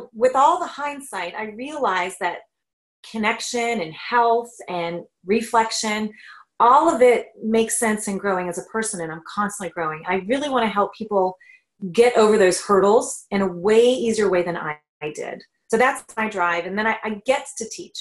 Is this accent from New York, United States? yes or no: no; Northern Kentucky, United States; moved away as an adult; now in Canada; Kentucky, actually, Northern Kentucky, near Ohio.